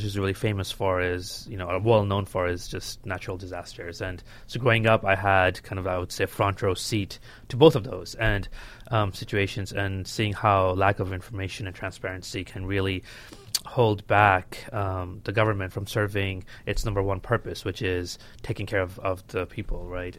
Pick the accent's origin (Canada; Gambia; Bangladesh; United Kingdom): Bangladesh; now in United States; I was born and raised in Bangladesh